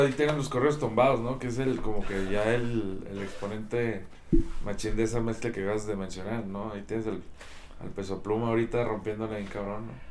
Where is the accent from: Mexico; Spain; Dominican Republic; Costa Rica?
Mexico; Chihuahua; soy de Chihuahua, Chihuahua